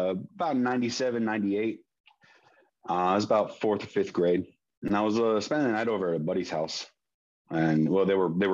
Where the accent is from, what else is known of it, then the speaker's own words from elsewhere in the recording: San Diego, California, United States; I born and raised in San Diego. I currently live in San Diego